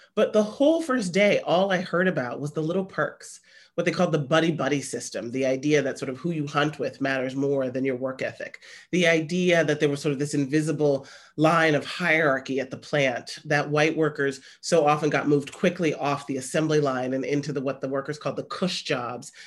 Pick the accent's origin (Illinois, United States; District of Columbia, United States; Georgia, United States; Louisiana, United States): Illinois, United States; Chicago; I'm from Chicago